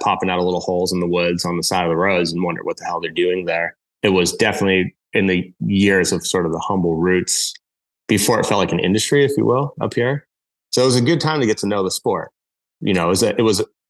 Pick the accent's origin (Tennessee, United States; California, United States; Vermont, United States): Vermont, United States; Northeast Kingdom; also born or lived in Nelson, British Columbia, Canada; So I grew up here in Vermont in the Northeast Kingdom